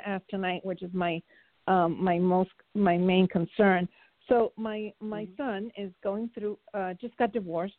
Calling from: Florida, United States; Hi, ladies. Good evening. … from Florida.

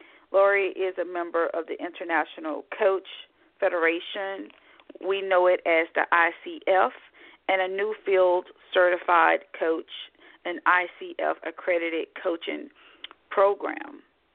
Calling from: Scottsdale, Arizona, United States; I'm in Scottsdale this morning. I'm calling from Scottsdale here to speak with you, so the weather is pretty much the same, no significant differences.

